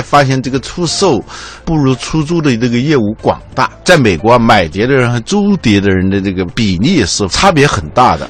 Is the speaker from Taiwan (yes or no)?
no; China; 我们中国人